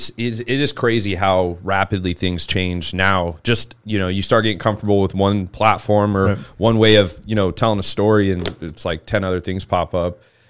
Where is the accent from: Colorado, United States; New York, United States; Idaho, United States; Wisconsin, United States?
Idaho, United States; Boise; moved away; also born or lived in Chico, California; I grew up in Boise, Idaho. That's where I'm from.